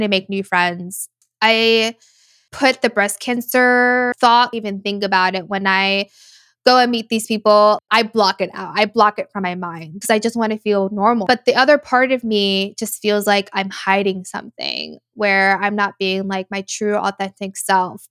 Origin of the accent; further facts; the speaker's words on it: United States; I've already been living two separate lives my whole life, being American and then being Latina